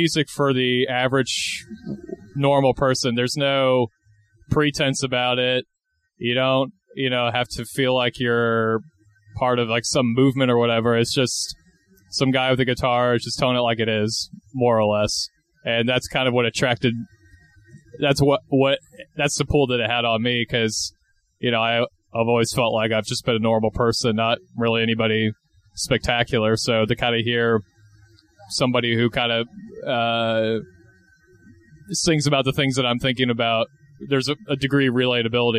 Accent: Stuart, Florida, United States; now in Saint Augustine, United States; I'm originally from Stuart, Florida, which is, for those of you who don't know, that's like about 45 minutes north of West Palm Beach.

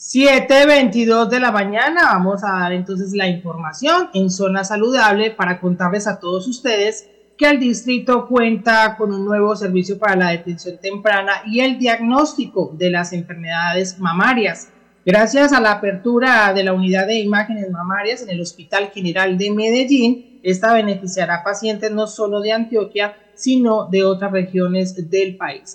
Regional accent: Venezuela; moved away as an adult; now in Colombia; yo vengo de Venezuela, ¿verdad? Soy una paciente del oncológico de allá

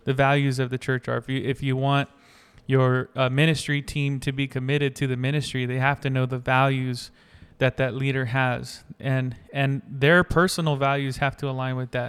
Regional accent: North Carolina, United States; I grew up in North Carolina

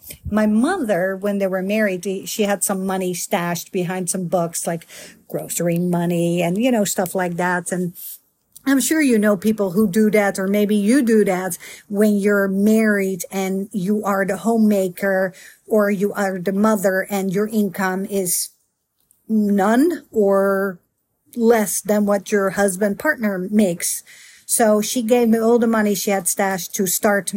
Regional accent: Netherlands; moved away as an adult; also born or lived in Miami; now in United States; I'm a Dutch girl born and raised in Holland, aka the Netherlands capital, Amsterdam

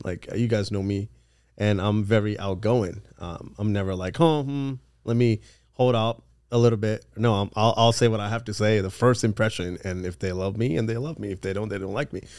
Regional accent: California, United States; also born or lived in England / Los Angeles / Orange County; I moved to the States when I was four years old when my parents separated. And then, um, I grew up ever since then in, in California

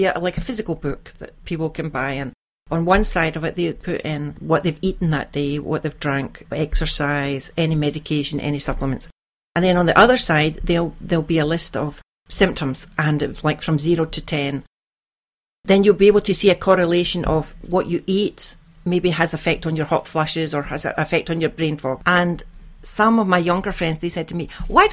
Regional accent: Glasgow, Scotland, United Kingdom; now in Iceland; I have Irish Catholic parents and I was brought up in Scotland, in Glasgow

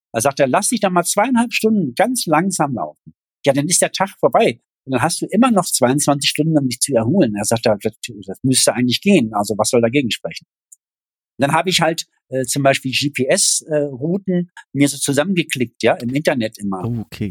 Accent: East Germany, Germany; als Ossi

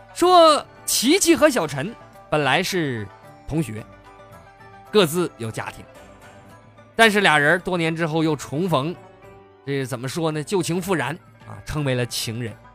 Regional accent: China; 只有我们中国人才知道

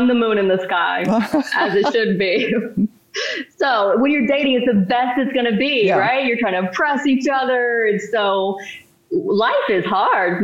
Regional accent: East Texas, United States; moved away; also born or lived in Florida; I'm from the South. I grew up in East Texas. Small town

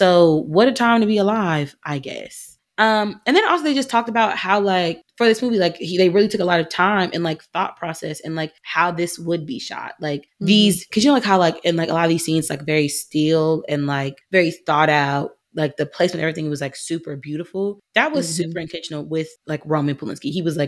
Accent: Georgia, United States; born or raised there; now in California, United States

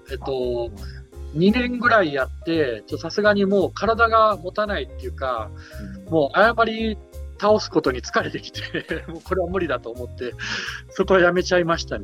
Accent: Japan; moved away as an adult; now in Philippines; 日本人であることのアドバンテージってすごい大きいなとは思いますね。

